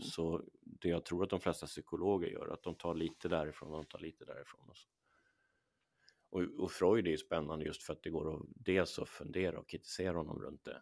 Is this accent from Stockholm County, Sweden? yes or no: yes; Åkersberga, Stockholm County, Sweden; där är jag uppvuxen